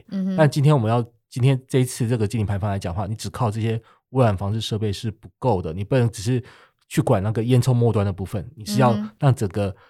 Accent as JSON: {"language": "Chinese", "country": "Taiwan", "said": "那我们台湾为什么要做这件事情呢？就我们台湾这边到底是只是为了呃爱护北极熊吗？"}